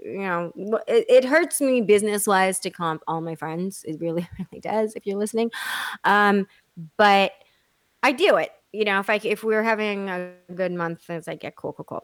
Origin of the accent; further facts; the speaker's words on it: Texas, United States; I'm from Texas